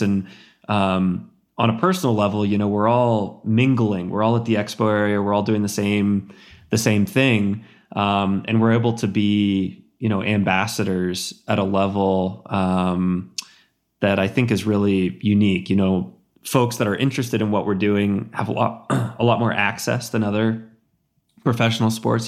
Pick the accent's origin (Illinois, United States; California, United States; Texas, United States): Texas, United States; Central; moved away; growing up in Central Texas